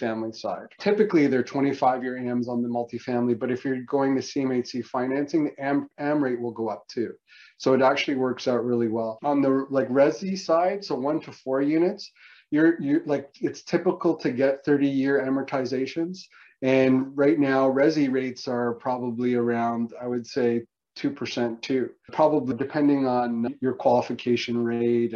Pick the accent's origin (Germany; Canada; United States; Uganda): Canada; as a Canadian in the US